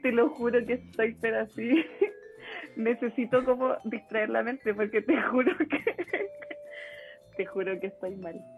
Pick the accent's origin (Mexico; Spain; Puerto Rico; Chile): Chile; Concepción, Biobío; moved away; yo soy de Conce.